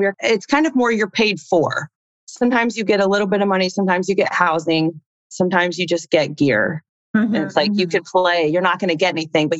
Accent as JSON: {"language": "English", "region": "Indiana", "country": "United States", "tie": "born or raised there", "also_born_or_lived": "Chile / Houston", "moved": "as an adult", "said": "growing up in Indiana"}